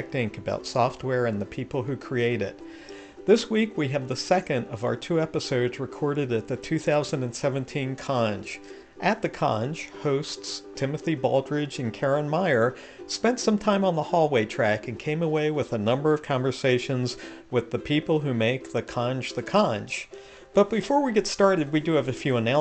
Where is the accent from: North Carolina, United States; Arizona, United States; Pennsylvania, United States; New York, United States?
Pennsylvania, United States; Philadelphia; my hometown of Philadelphia, Pennsylvania